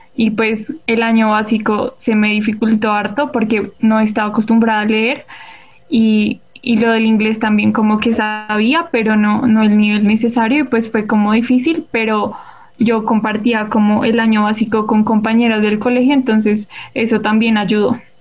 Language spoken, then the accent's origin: Spanish; Bogotá, Colombia; soy de Bogotá